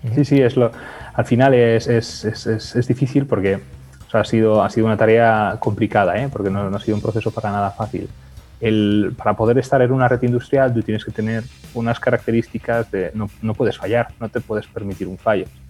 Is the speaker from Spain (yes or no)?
yes; Lleida, Catalonia, Spain; Yo nací en Lleida